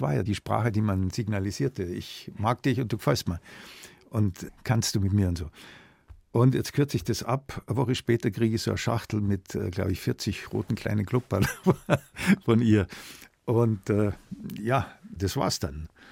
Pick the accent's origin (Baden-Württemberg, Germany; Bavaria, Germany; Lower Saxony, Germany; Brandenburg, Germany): Bavaria, Germany; Munich; born or raised there; also born or lived in Augsburg